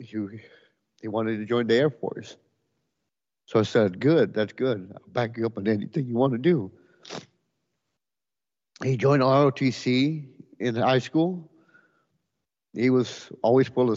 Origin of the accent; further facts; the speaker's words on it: Edinburg, Texas, United States; I'm from Edinburgh, Texas